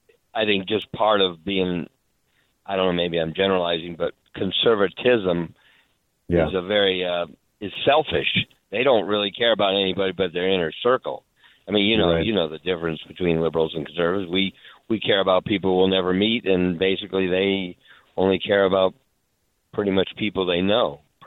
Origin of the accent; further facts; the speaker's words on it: California, United States; I'm a Californian. I've been here all my life.